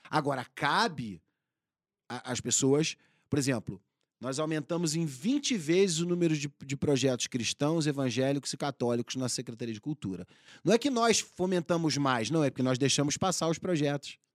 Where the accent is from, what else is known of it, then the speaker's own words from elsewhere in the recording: Rio de Janeiro, Brazil; also born or lived in Mato Grosso / Rio Grande do Sul / Paraná / Itu; Eu, eu sou carioca, né? Eu, eu cresci no Rio de Janeiro, mas eu sou filho de piloto agrícola.